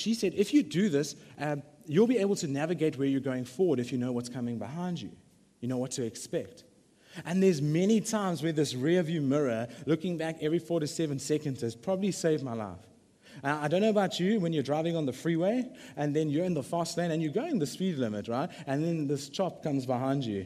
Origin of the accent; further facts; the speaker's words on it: Durban, KwaZulu-Natal, South Africa; I'm from the Bluff